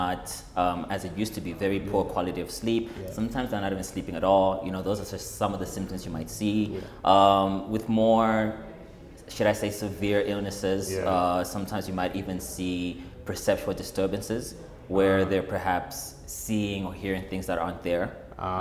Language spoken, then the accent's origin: English; Malawi; It was like the spaces that I grew up in. Because I'm from Malawi